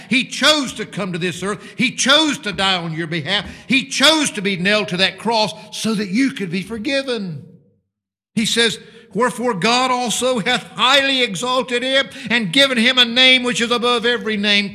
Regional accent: United States; now in United Kingdom; Mine happens to be a blue passport instead of your burgundy one, which identifies me as an American citizen

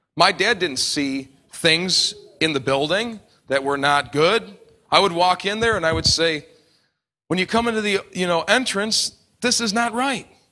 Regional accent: New York, United States; I come from New York

